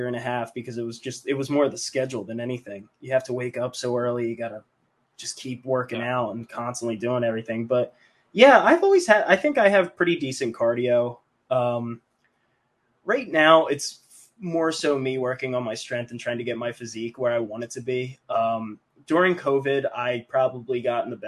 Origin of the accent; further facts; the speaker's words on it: Mays Landing, New Jersey, United States; moved away as an adult; now in Philadelphia, United States; my hometown, which is same hometown as Draws, Maze Landing